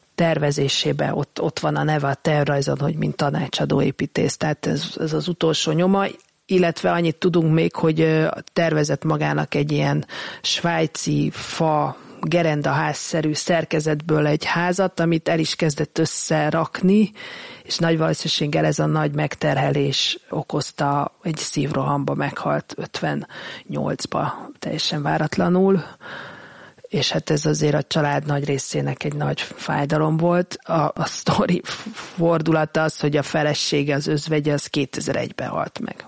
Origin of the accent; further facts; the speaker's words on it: Hungary; mi, mint magyarok